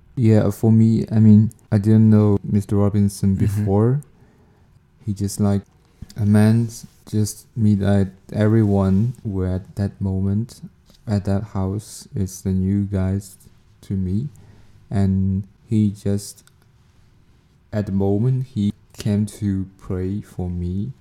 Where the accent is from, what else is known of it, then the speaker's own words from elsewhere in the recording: China; moved away as an adult; now in Canada; I'm from China